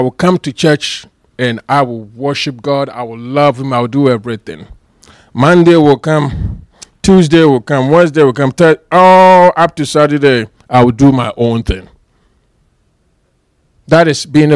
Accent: Ghana; moved away; I am from Ghana

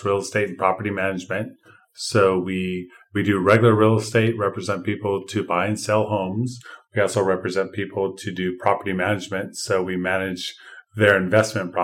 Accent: Los Angeles, California, United States; moved away as an adult; also born or lived in Davis, California; now in Sacramento, United States; I grew up in Los Angeles and went to Alhambra High

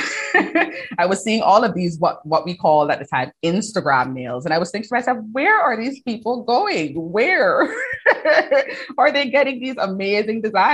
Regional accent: Cayman Islands; moved away as an adult; now in London, United Kingdom; I'm from the Cayman Islands originally. Like you said, you pinpointed the accent

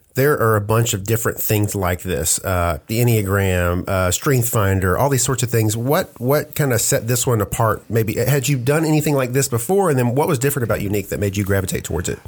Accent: United States; We're Americans.

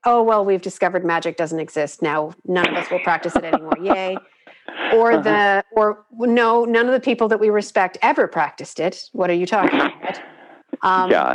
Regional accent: United States; I'm an American

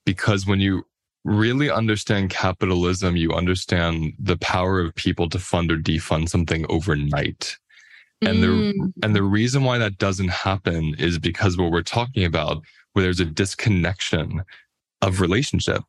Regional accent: United States; I'll speak as an American, right, living in America

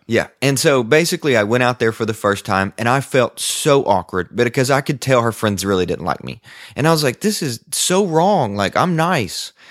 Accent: the South, United States; accent: cowboy Southern; I was this guy from the South who had a cowboy Southern accent

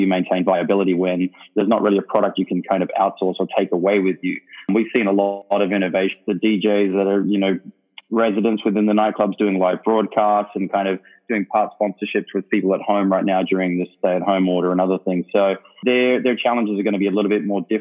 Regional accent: Perth, Western Australia, Australia; moved away as an adult; also born or lived in London / Miami; I grew up in Perth

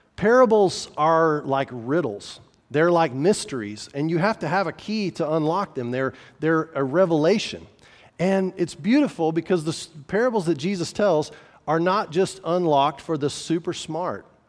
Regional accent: New Mexico, United States; I'm from New Mexico

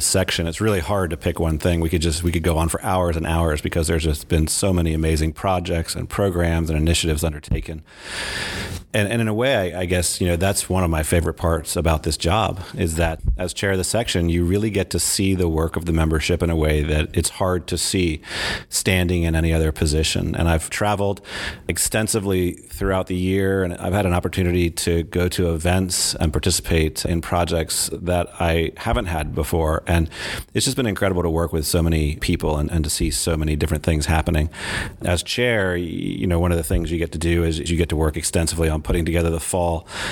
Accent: Nashville, Tennessee, United States; my hometown of Nashville

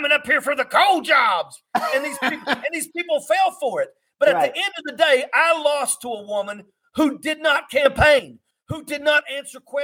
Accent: West Virginia, United States; I come from West Virginia. I live in the coal fields of America.

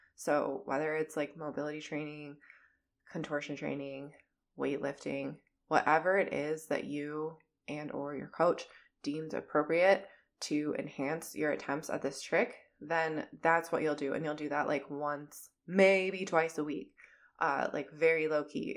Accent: Minnesota, United States; accent: Minnesotan; My Minnesotan accent

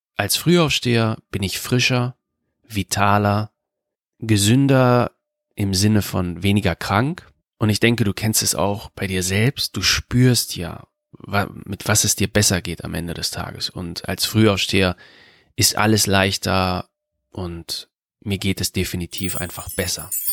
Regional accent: Germany; in Deutschland, in meiner Heimatstadt.

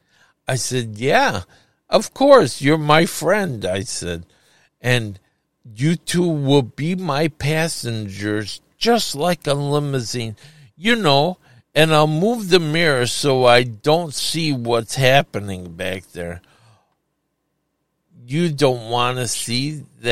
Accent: Chicago, Illinois, United States; Chicago. Can't you tell by the way I talk?

